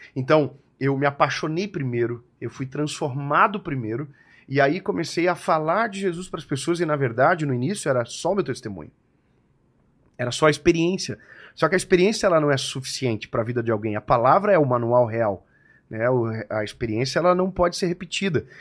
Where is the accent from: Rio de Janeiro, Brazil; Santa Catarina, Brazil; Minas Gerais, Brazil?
Santa Catarina, Brazil; Joinville; Eu sou de Joinville, sou de Joinvilleense